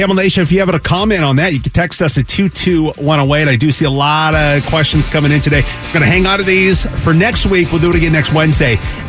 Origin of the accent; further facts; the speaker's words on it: Pacific Northwest, United States; now in Arizona, United States; I am away from family. I grew up in the Pacific Northwest, but I am here with my wife and my kids.